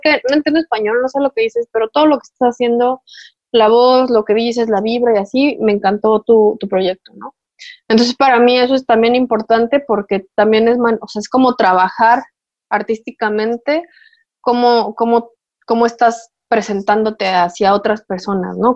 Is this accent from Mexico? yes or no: yes; Puebla, Mexico; yo soy de Puebla